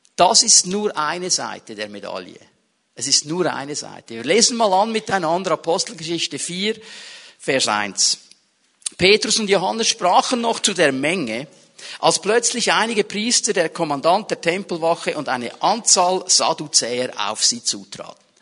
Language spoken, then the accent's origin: German; Switzerland; bei uns in der Schweiz